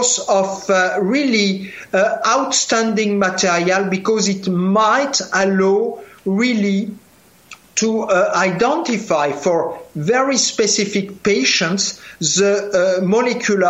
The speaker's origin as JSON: {"language": "English", "country": "France", "accent": "French", "second_language": "English", "said": "You hear from my accent, I am a French guy"}